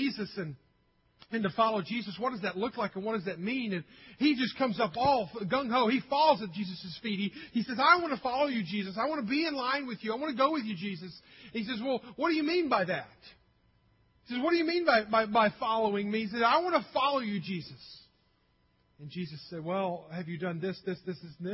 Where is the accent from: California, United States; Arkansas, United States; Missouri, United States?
Arkansas, United States; I'm from Arkansas.